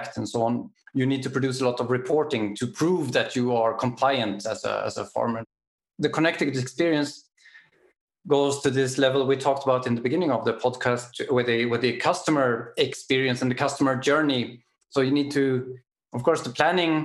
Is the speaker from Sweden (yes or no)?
yes; Sweden; now in Germany; I'm from Sweden